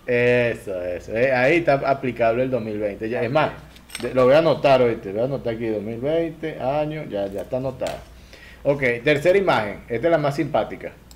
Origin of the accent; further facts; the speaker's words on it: Lara, Venezuela; Yo, yo soy de Lara